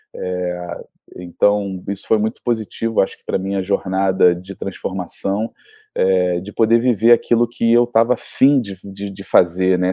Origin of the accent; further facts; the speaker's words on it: Rio de Janeiro, Brazil; a gente nasceu no Rio de Janeiro é, com essa referência mineira